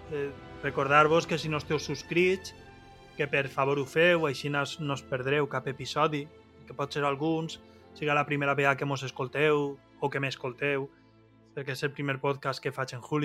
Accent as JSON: {"language": "Catalan", "region": "Valencian Community", "country": "Spain", "accent": "Valencian", "first_language": "Valencian", "said": "jo és fer la meva teràpia i parlar en valencià, que és la meva llengua."}